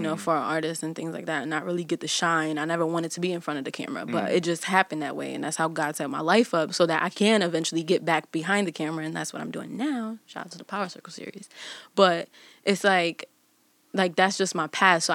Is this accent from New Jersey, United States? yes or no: no; Windsor, Connecticut, United States; I'm from Connecticut